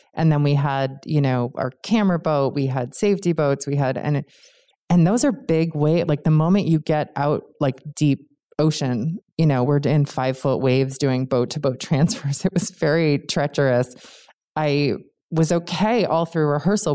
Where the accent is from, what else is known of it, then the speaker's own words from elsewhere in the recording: Cambridge, Massachusetts, United States; I grew up in Cambridge, Massachusetts